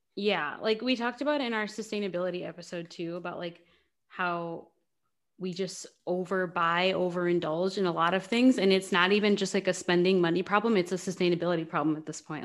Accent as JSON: {"language": "English", "country": "United States", "said": "we are both American and have not occupied, um, outside of America"}